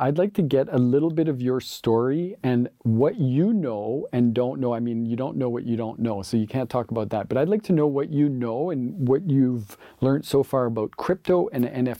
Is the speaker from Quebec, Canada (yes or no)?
no; Kapuskasing, Ontario, Canada; now in North Bay, Canada; I'm from Kapuskasing, which is 500 kilometers north of here, which is already 500 kilometers north of everywhere.